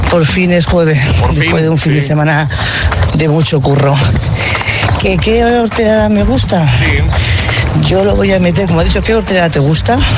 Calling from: Madrid, Community of Madrid, Spain; de Madrid

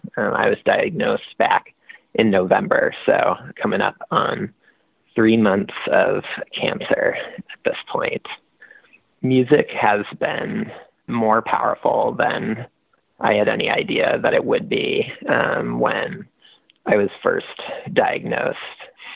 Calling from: Washington, United States; And I'm calling from the University of Washington Medical Center.

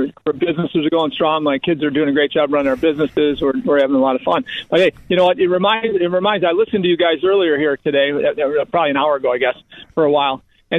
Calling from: Naples, Florida, United States; I'm in this lousy place called Naples, Florida, where the taxes are low and jobs are abundant and business is roaring.

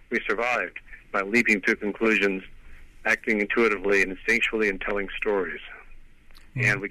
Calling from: Pasadena, California, United States; I'm in Pasadena, California.

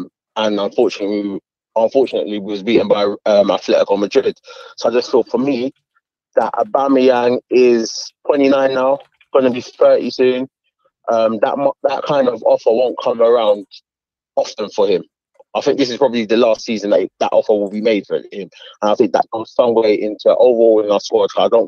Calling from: London, United Kingdom; I'm calling from Hackney.

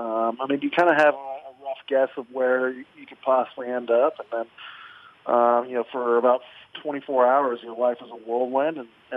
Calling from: Kansas City, United States; I'm here in Kansas City right now trying to get everything ready to roll back to Buffalo.

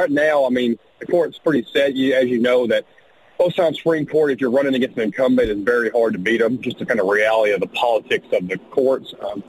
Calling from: Little Rock, Arkansas, United States; I come from South Arkansas, Little Rock, dodging deer down here.

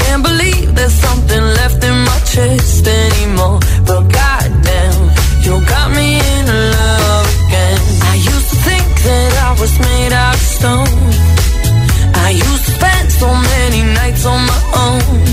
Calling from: Seville, Andalusia, Spain; mi debilidad es el turrón de Navidad.

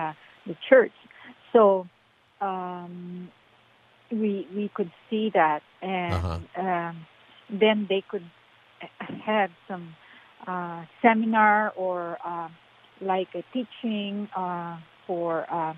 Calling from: Lake Forest, California, United States; Yes. Yes, I'm … from Lake Forest.

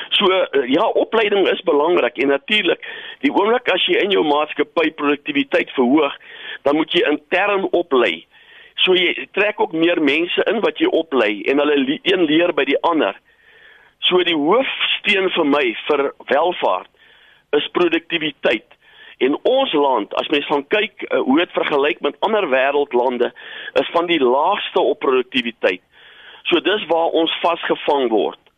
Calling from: Pretoria, Gauteng, South Africa; van Pretoria.

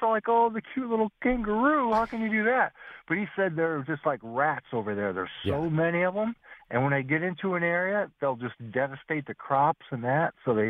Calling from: Binghamton, New York, United States; And I'm calling from Binghamton.

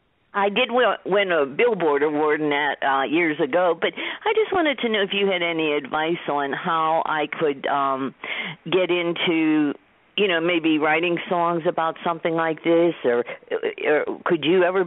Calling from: Pittsburgh, Pennsylvania, United States; I'm calling from Pittsburgh, Pennsylvania

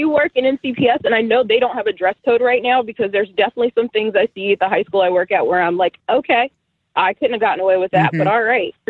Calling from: Maryland, United States; I'm …. I'm from Southern Maryland.

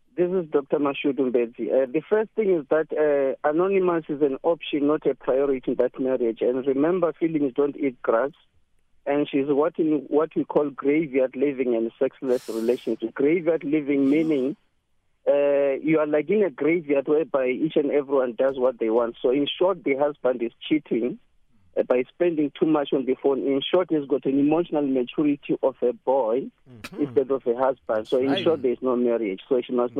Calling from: Johannesburg, Gauteng, South Africa; I'm calling from Joburg

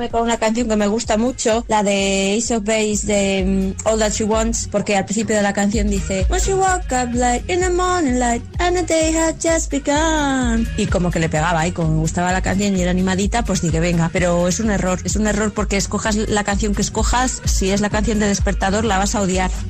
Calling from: Madrid, Community of Madrid, Spain; de Madrid.

